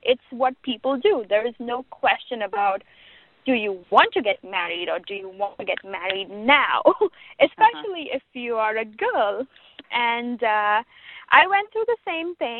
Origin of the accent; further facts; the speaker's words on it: Mumbai, Maharashtra, India; moved away as an adult; now in Chicago, United States; I come from Bombay